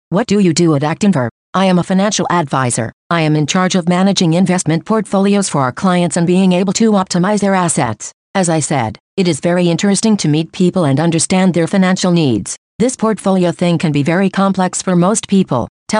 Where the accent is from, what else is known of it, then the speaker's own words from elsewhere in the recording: Ciudad Juárez, Chihuahua, Mexico; born there; I was born in Ciudad Juarez, a little more than 23 years ago. I studied primary and secondary school at the Sierra Madre Institute. I did high school at ITESM Ciudad Juarez campus